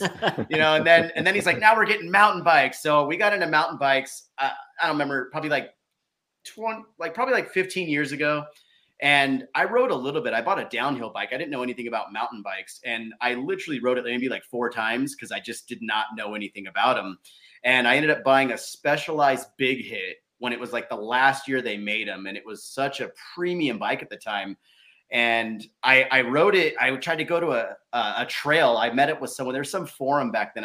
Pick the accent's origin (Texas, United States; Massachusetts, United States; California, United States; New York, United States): California, United States; Southern; moved away as an adult; also born or lived in Arizona; now in Prescott, United States; I was born and raised in SoCal. I was from the, you know, Riverside, Menifee area, Orange County, all